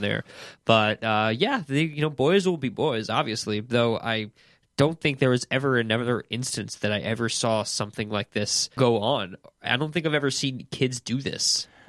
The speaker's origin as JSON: {"language": "English", "town": "Woodstock", "region": "New York", "country": "United States", "tie": "born or raised there", "said": "I grew up in Woodstock, New York"}